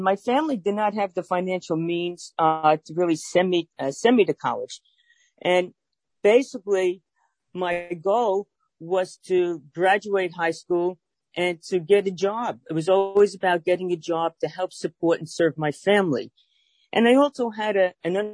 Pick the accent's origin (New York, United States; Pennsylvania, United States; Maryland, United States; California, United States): New York, United States; New York City; if you can't tell by my accent, I'm from Brooklyn, New York, born and bred, still reside in Brooklyn